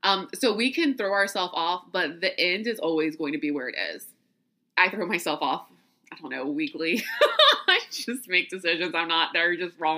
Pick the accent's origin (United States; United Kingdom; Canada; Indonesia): United States; the South; also born or lived in New York; this little southern city I'm from